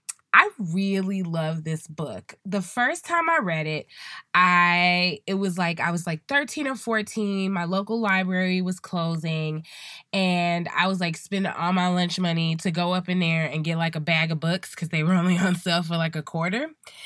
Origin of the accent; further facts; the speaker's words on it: Chicago, Illinois, United States; And as a Chicagoan, I have been waiting my due diligence through this last hard winter.